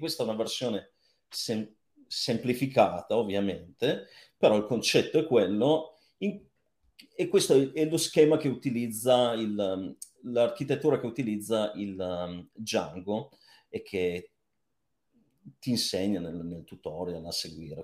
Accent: Cuneo, Piedmont, Italy; moved away; io sono di Cuneo

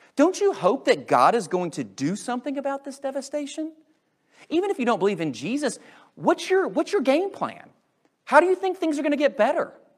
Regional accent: United States; I'm in America and I grew up going to this Christian school and I grew up going to this evangelical church.

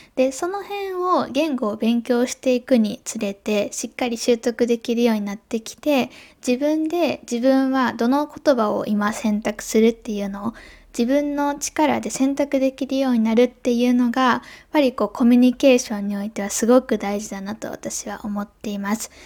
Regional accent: Japan; first language Japanese; moved away; 日本でも声高いねっていう風に言われて育ってきたんですけど

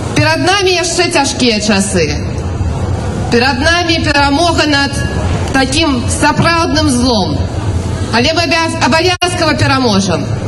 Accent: Belarus; now in Warsaw, Poland; нас беларусаў

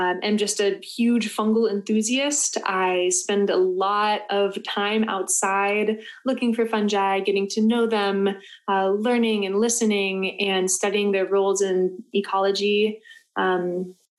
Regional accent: Florida, United States; I was born and raised in Florida

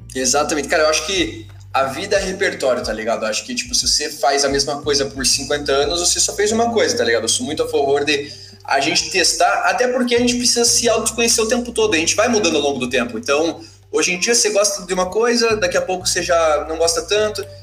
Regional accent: Curitiba, Paraná, Brazil; sou, sou de Curitiba

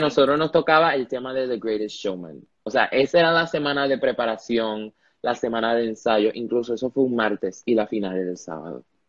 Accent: Panama; also born or lived in Ponce, Puerto Rico; Yo vivo en Panamá, yo nací en Panamá, yo soy panameño, he vivido aquí toda mi vida.

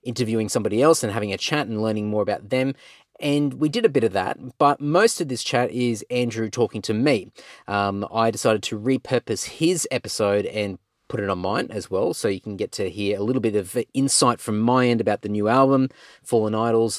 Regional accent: Clontarf, Queensland, Australia; Born and bred in Clontarf

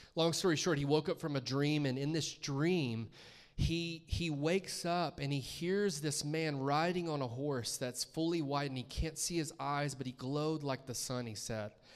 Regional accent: Columbus, Georgia, United States; growing up in, in Columbus, Georgia

